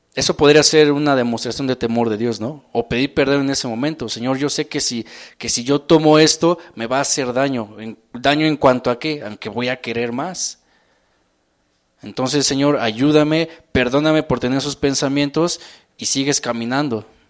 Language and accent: Spanish; Mexico City, Mexico; acelere que tenemos como, como mexicanos, como defeños